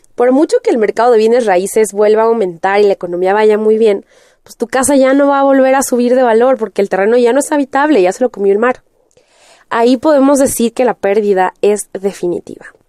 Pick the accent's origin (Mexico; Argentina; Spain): Mexico; en México ya estábamos acostumbrados